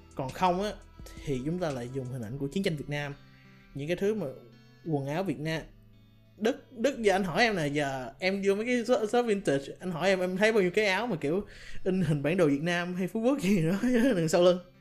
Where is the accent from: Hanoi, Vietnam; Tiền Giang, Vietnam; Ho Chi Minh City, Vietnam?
Ho Chi Minh City, Vietnam; anh sinh ra lớn lên ở Sài Gòn